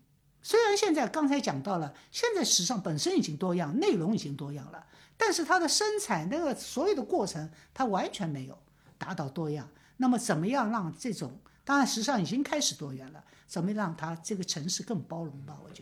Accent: Shanghai, China; moved away as an adult; also born or lived in Japan; 我们上海人

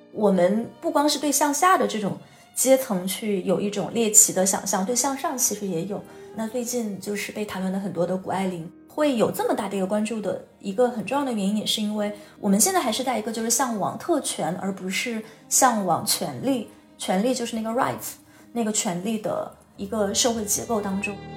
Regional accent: Guizhou, China; 我自己是出生在贵州嘛，然后这个也是在云贵高原上长大

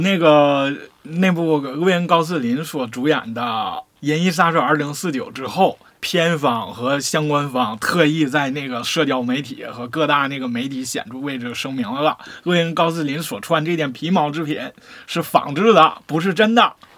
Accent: Northeast China, China; 我们东北人

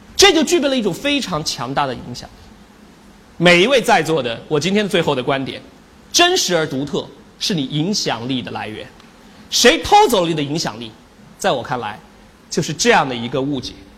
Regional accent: China; 我们中国人常说的一句话叫做“隔岸观火”

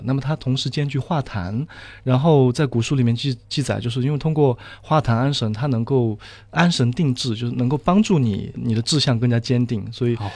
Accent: Sichuan, China; moved away as an adult; now in Shanghai, China; 我是四川人

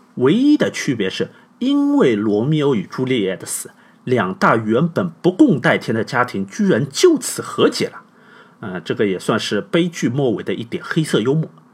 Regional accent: China; 我们中国人通常是比较隐晦啊

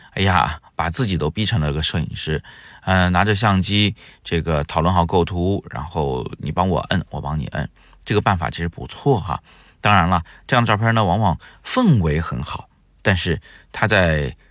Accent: Changsha, Zhuzhou, Hunan, China; now in Beijing, China; 湖南的长沙、株洲，我们的家乡

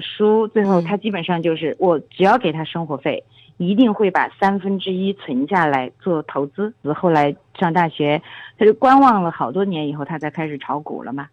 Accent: China; 我们中国人

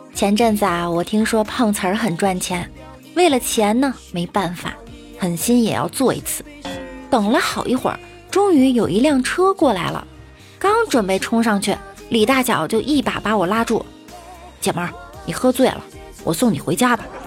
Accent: northern China, China; 身为一个北方人，我觉得我更喜欢澡堂子那种大家赤膊相见的感觉

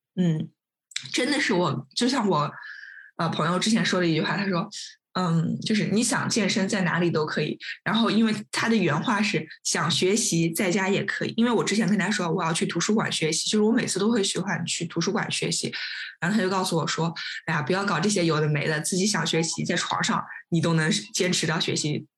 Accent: Nanjing, Jiangsu, China; 他也是我们南京人

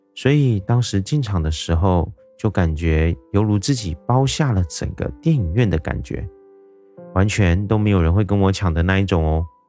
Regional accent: Taiwan; 我是一位来自台湾的一位小哥哥

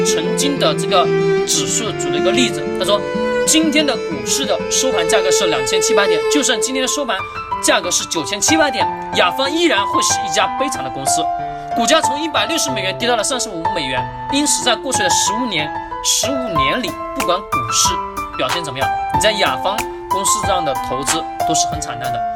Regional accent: Hengyang, Hunan, China; 我作为一个衡阳人，我也是第一次上衡山

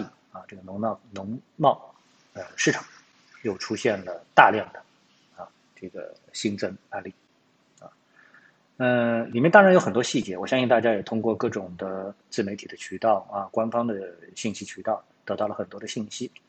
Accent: China; 首先我们是中国人

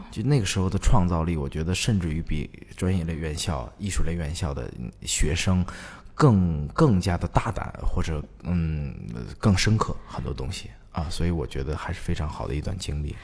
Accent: Beijing, China; 我来自北京，是个戏剧的导演和演员

